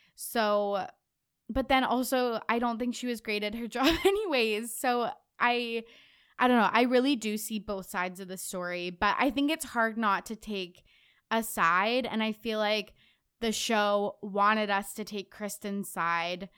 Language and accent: English; Canada; I'm Canadian.